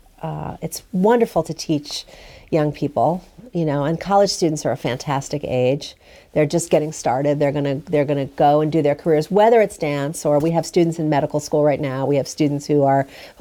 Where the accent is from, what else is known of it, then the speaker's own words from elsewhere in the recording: New York City, New York, United States; moved away; I'm from New York City